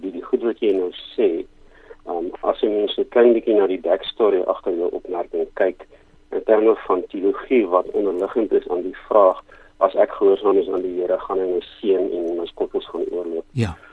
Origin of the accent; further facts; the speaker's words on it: Rustenburg, North West, South Africa; moved away as an adult; now in Cape Town, South Africa; ek kom oorspronklik van Rustenburg in Pretoria se wêreld af.